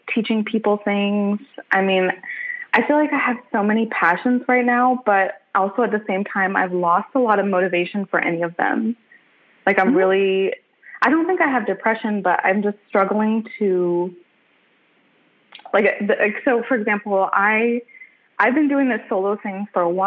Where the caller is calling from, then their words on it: Dallas, Texas, United States; I'm calling from Dallas, Texas